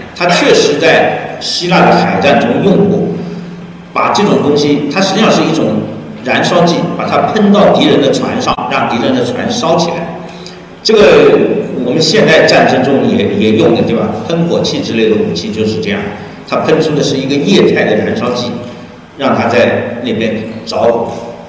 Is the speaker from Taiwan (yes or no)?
no; China; 我们中国人所发明的火药是黑火药